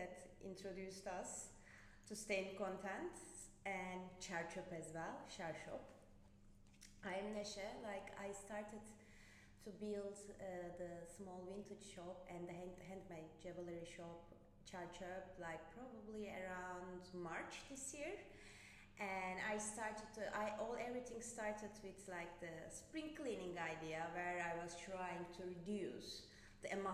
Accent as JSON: {"language": "English", "country": "Turkey", "moved": "yes", "lives_now": "Ireland", "said": "I'm originally from Turkey"}